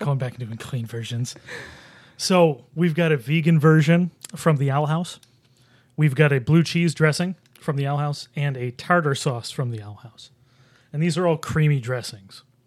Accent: Buffalo, New York, United States; now in Rochester, United States; I'm from Buffalo

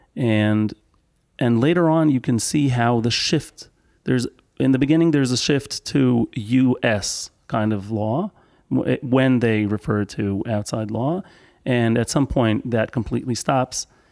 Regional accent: Israel; I am ag-, also born and raised in Israel

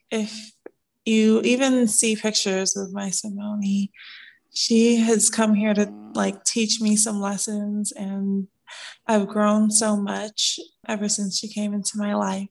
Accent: New York City, New York, United States; moved away as an adult; also born or lived in Brooklyn, New York; now in Atlanta, United States; I was born in Brooklyn, raised in Queens, New York

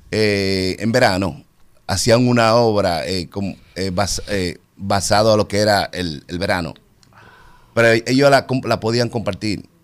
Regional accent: Santo Domingo, Distrito Nacional, Dominican Republic; De Santo Domingo.

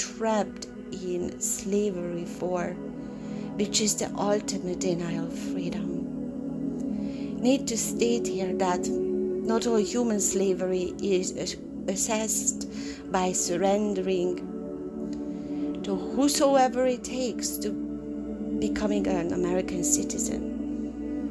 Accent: Hungary; moved away as an adult; now in United States; leaving my country of Hungary at 20 years old

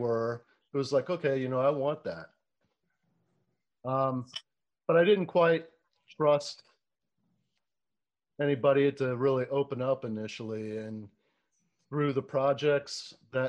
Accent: Florida, United States; growing up in Florida

